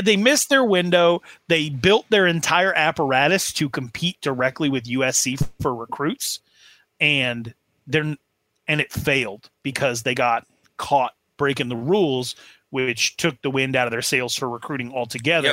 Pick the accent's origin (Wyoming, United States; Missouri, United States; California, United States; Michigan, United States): Wyoming, United States; I'm just being from Wyoming